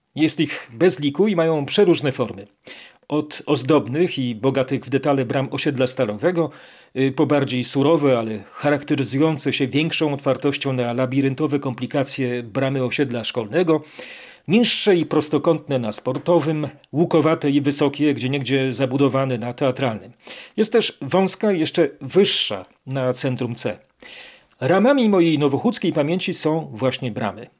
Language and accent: Polish; Kraków, Lesser Poland, Poland; born or raised there